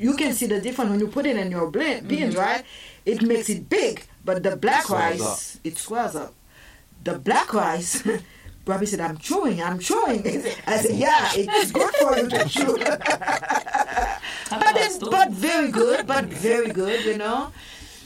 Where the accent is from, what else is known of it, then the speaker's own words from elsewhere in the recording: Haiti; I'm just from Haiti